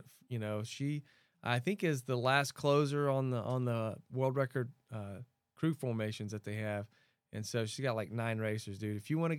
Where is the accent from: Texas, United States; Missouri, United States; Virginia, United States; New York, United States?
Texas, United States; Bridge City; also born or lived in Louisiana; I grew up, I was born in Louisiana, and then we moved into Texas right on the coast, which is basically swamp. I grew up in a town called Bridge City. There's a bayou on one side and a river on the other